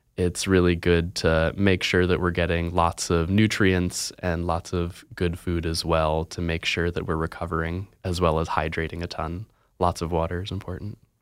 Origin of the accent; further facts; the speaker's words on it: Virginia, United States; now in Oregon, United States; I'm from Virginia